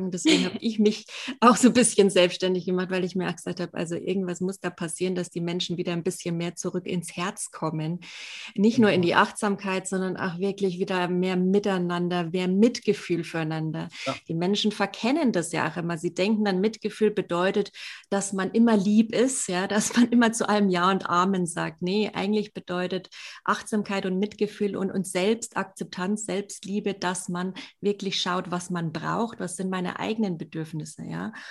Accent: Bavaria, Germany; Ich komme ja auch ursprünglich aus Franken, aber eher aus der Coburger Ecke.

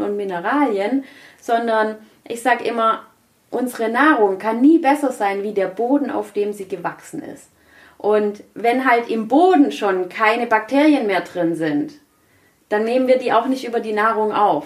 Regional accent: Germany; Bei uns in Deutschland

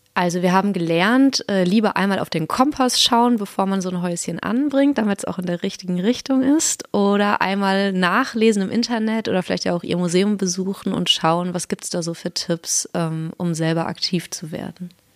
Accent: North Rhine-Westphalia, Germany; moved away; ich komme vom anderen Ende aus Deutschland, nämlich aus Nordrhein-Westfalen

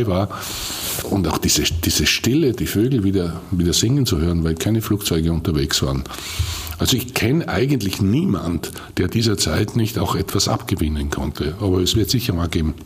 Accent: Bad Goisern, Upper Austria, Austria; ich komme aus Geusern und ich, ich äh, weiß, von welchen Eltern und Großeltern ich abstamme.

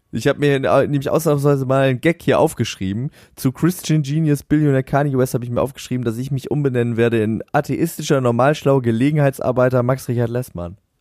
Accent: Northern Germany, Germany; bei uns in Norddeutschland

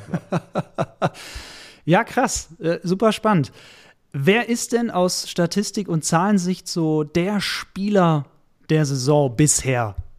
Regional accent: Swabia, Baden-Württemberg, Germany; ich bin ja gebürtiger Schwabe

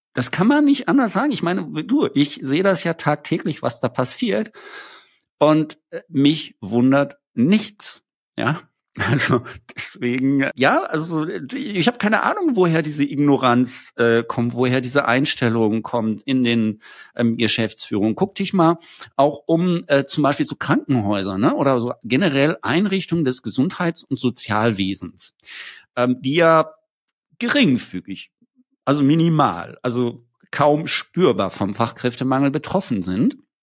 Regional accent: Wiesbaden, Hesse, Germany; ich komme ja aus Wiesbaden

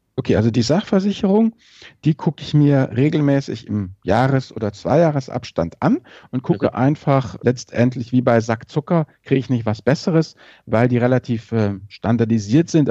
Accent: Rhineland, Germany; ich bin ja als Rheinländer

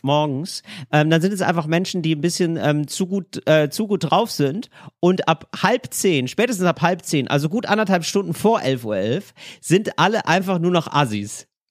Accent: North Rhine-Westphalia, Germany; ich komme ja aus NRW, ich, Karneval habe ich auch gefeiert

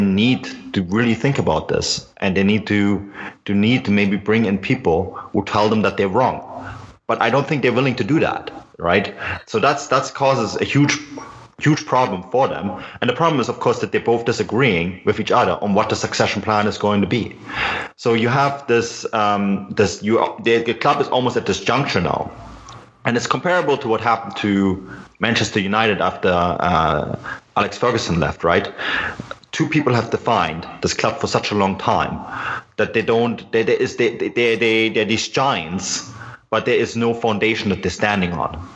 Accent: Munich, Bavaria, Germany; I'm born and raised in Munich

